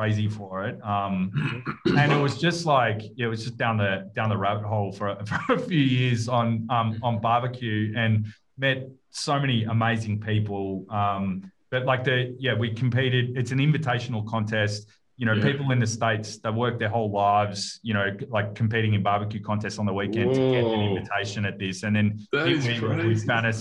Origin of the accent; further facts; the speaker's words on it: Melbourne, Victoria, Australia; I grew up in Carlton, early days of, you know, in my early years